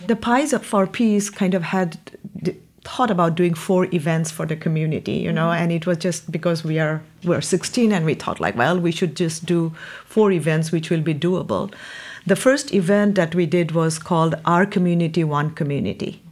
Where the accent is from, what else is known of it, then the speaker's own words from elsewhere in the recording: India; moved away as an adult; now in Delaware County, United States; I'm originally from India